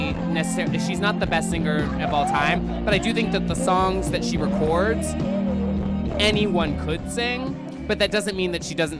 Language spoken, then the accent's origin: English; Texas, United States; I grew up in Texas.